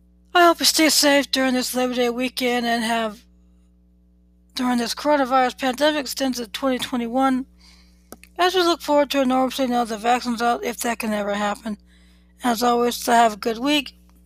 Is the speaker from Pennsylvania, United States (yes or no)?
yes; Philadelphia, Pennsylvania, United States; born there; I was born in Philadelphia, the city of brotherly love.